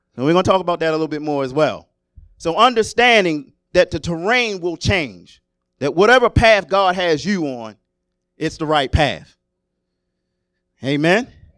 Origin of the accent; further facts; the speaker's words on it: Maryland, United States; moved away as an adult; I was born and raised in Maryland